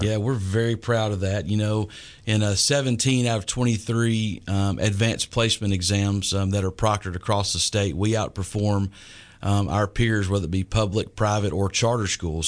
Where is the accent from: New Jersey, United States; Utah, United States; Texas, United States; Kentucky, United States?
Texas, United States; East; also born or lived in Lindale, Texas / Carthage, Texas / Dallas–Fort Worth Metroplex, Texas; now in Tyler, United States; I grew up in East Texas and Lindale and Carthage and, uh, had to finish high school in the Metroplex